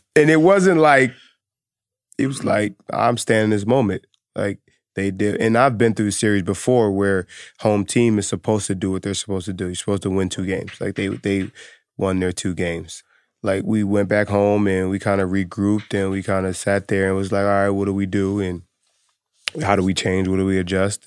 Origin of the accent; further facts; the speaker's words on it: Philadelphia, Pennsylvania, United States; I'm from Philly